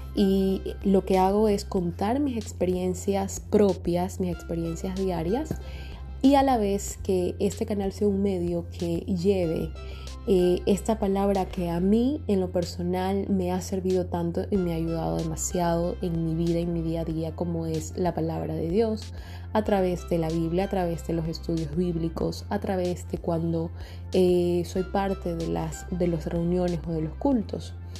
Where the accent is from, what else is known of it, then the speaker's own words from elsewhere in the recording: Guayaquil, Guayas, Ecuador; en mi país, Ecuador. Estoy en Guayaquil, mi ciudad natal